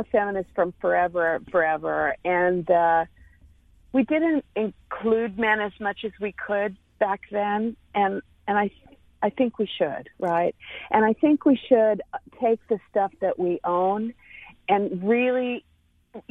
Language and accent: English; Texas, United States; I'm a Texan